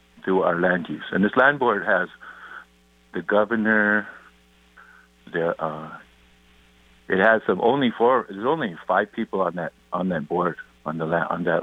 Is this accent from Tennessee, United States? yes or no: no; Montana, United States; also born or lived in Seattle, Washington; I was born in Montana